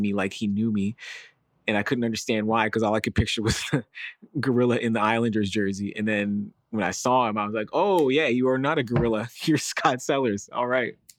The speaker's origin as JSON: {"language": "English", "town": "Toronto", "region": "Ontario", "country": "Canada", "tie": "born or raised there", "also_born_or_lived": "United States", "said": "we were black and American in Canada"}